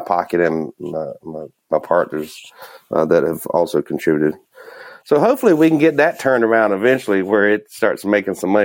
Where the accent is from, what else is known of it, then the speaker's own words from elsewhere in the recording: Minnesota, United States; Here I am from Minnesota